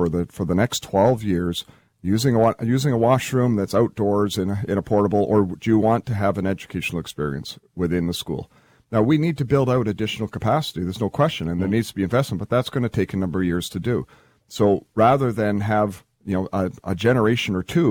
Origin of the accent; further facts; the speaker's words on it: Prince George, British Columbia, Canada; when I was a student, growing up in Prince George